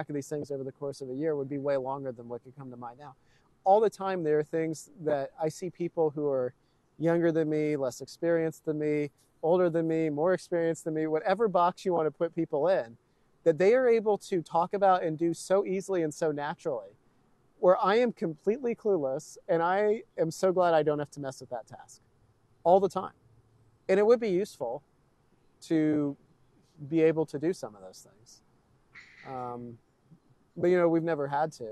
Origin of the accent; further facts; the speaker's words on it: Texas, United States; neither of my parents grew up in Texas, right? So, you know, they've moved in from elsewhere. I'm a proud Texan, but I've always lived in this sort of coddled suburban environment